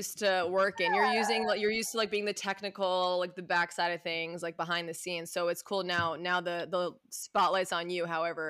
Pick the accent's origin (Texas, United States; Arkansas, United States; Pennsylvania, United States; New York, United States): New York, United States; Westchester; we're both from Westchester, New York